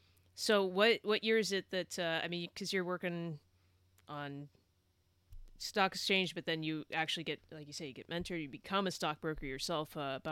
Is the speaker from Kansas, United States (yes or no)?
no; California, United States; moved away; I'm from California originally